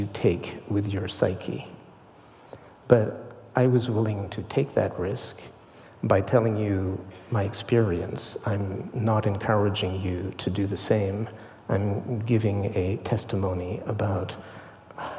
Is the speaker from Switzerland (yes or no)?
yes; Switzerland; moved away; I grew up in Switzerland